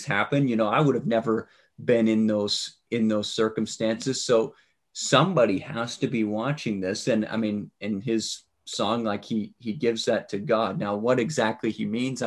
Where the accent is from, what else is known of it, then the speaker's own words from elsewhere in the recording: Canada; as a Canadian